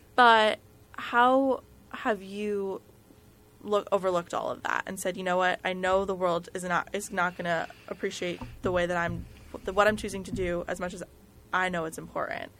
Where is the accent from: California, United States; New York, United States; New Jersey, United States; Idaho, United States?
New Jersey, United States; growing up in New Jersey